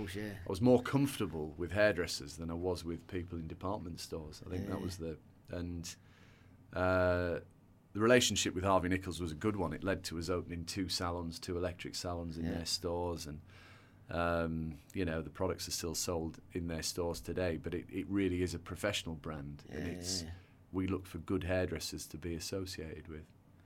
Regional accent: England, United Kingdom; I do think in the UK, and I'm not saying this because we're English, but we have got it a bit more balanced

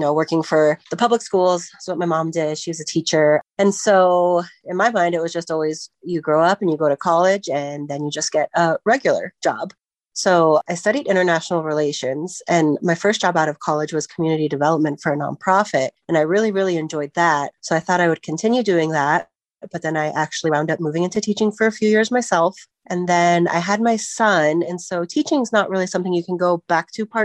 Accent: Centennial, Colorado, United States; I grew up in Centennial, went to Smoky Hill High School

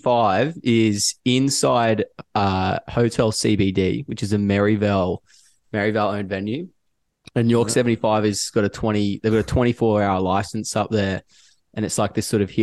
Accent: Cronulla, New South Wales, Australia; I grew up in Cronulla, there actually are some great sports venues based down in Cronulla.

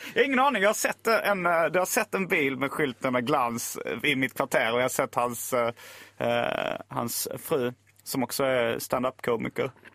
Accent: Lund, Skåne, Sweden; also born or lived in Hjärup; jag är uppvuxen i Lund, eller jag bodde där när högstadiet, gymnasiet

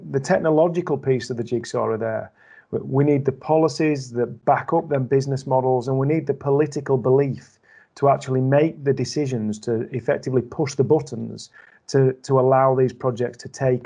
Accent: Yorkshire and the Humber, United Kingdom; now in Wakefield, United Kingdom; I'm from the Humber

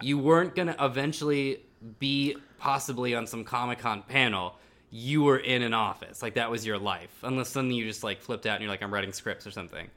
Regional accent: Silicon Valley, California, United States; when I was a kid growing up in Silicon Valley

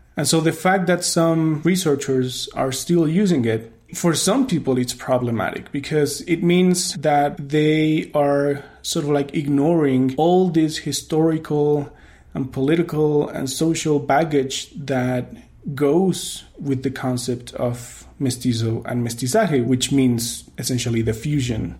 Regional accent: Mexico City, Mexico; when I was growing up in Mexico City

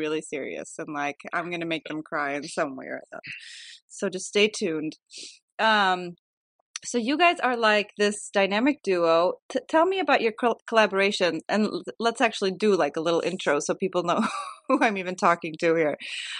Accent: outside of Chicago, Illinois, United States; now in Sweden; I'm born here, but I grew up in outside of Chicago. So we moved there when I was 7, and so I did like all my schooling there.

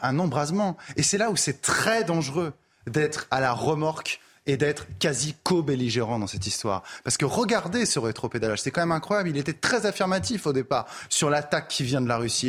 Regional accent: Paris, Île-de-France, France; je suis parisien

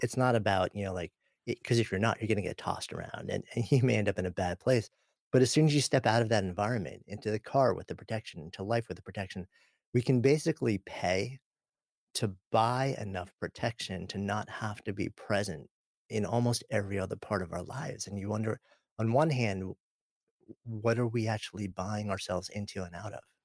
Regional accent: New York, United States; I grew up just outside of New York City

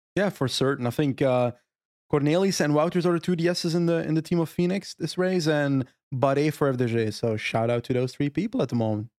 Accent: Flanders, Belgium; My Flemish soul

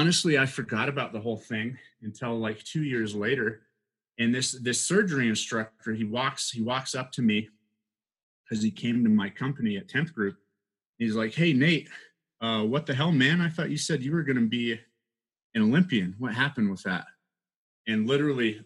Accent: Colorado, United States; I grew up in Colorado.

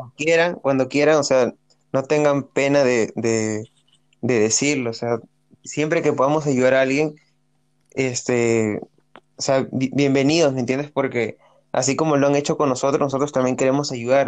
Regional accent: Peru; la primera vez que salí de Perú

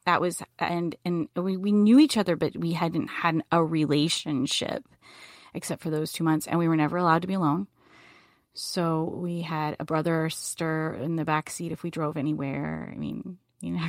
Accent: Boone, North Carolina, United States; I grew up in Boone, North Carolina

